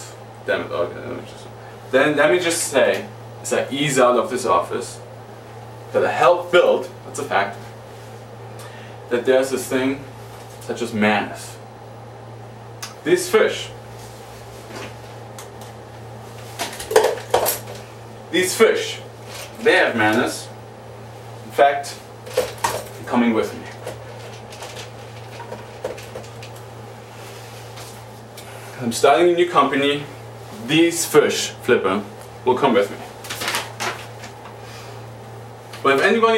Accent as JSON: {"language": "English", "town": "Boston", "region": "Massachusetts", "country": "United States", "said": "I'm from Boston"}